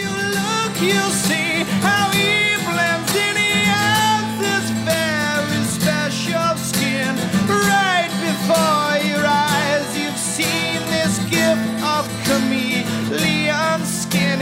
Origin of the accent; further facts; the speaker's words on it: London, United Kingdom; moved away; I'm from the very crust of West London, and very close to Uxbridge